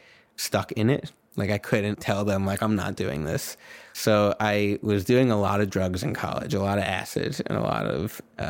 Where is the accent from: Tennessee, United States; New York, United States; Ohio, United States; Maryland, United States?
New York, United States; I'm from New York